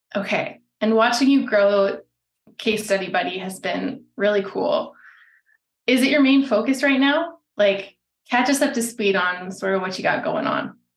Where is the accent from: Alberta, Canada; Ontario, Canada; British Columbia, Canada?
Alberta, Canada; I'm from Alberta